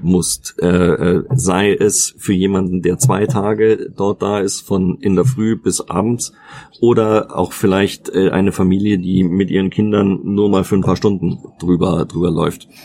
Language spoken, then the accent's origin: German; Munich, Bavaria, Germany; Ich bin ja aus München, in meiner Heimatstadt.